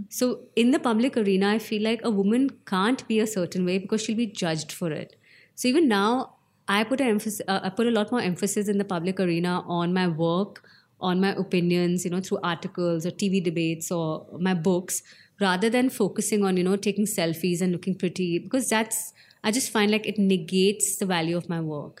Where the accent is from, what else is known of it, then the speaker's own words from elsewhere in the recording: Shimla, Himachal Pradesh, India; I was born in Shimla